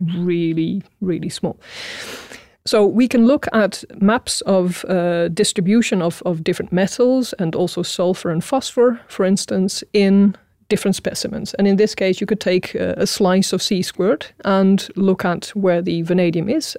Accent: Netherlands; moved away as an adult; now in Sweden; I was born in Holland, uh, or the Netherlands, as it is properly called, um, and uh, I studied there as well

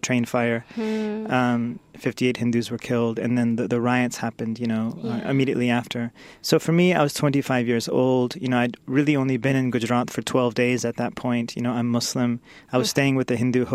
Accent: Sacramento, California, United States; also born or lived in Washington, D.C. / India; So I grew up nearby in Sacramento, California.

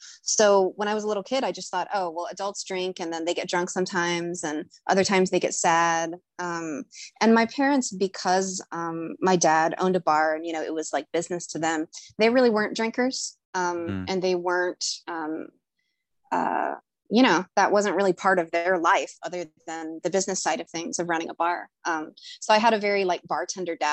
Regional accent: Fort Smith, Arkansas, United States; moved away as an adult; now in Chicago, United States; I'm currently visiting my parents in Arkansas. I'm in my hometown right now

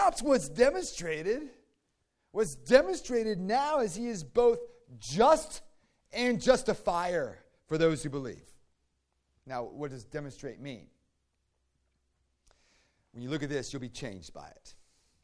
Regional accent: Virginia, United States; I grew up in Virginia

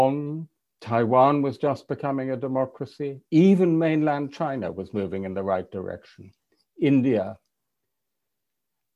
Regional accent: England, United Kingdom; an English European liberal

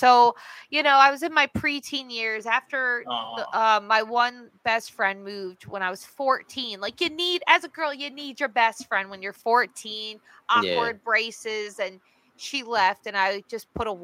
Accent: Lakehurst, New Jersey, United States; moved away as an adult; also born or lived in New York; now in Los Angeles, United States; I'm really from a small town called Lakehurst.

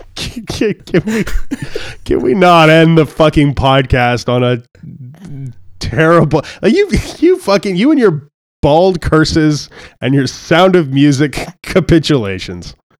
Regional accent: Canada; I'm Canadian

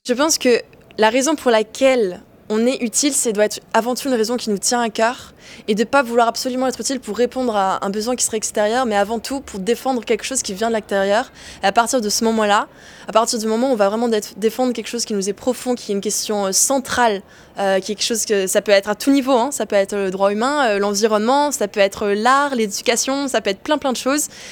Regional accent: Mauritius; moved away as an adult; now in Paris, France; j'ai grandi à Maurice, donc euh, une petite île perdue au milieu l'océan Indien

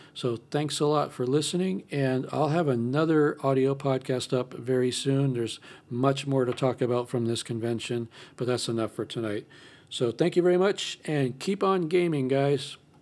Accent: California, United States; I'm from California

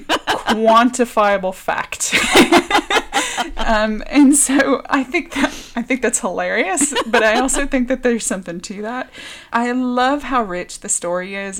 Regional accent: the American South, United States; moved away as an adult; also born or lived in Richmond, Virginia; now in Dorset, United Kingdom; I would say I'm from Richmond, um, but I grew up in the American South

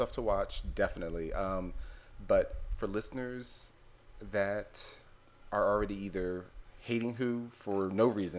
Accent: Philadelphia, Pennsylvania, United States; moved away; I'm from Philadelphia originally.

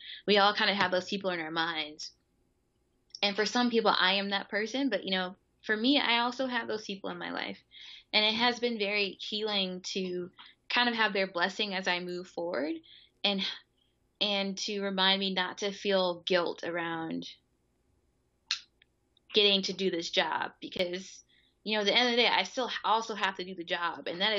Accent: Mississippi, United States; moved away; also born or lived in Philadelphia; people who knew me from Mississippi

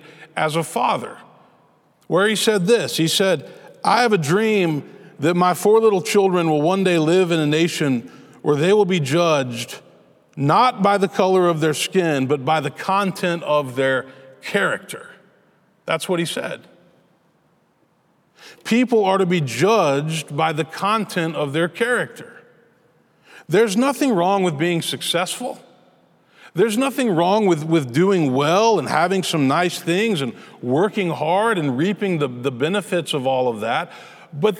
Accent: Memphis, Tennessee, United States; I grew up in Memphis. That was where I was born and raised

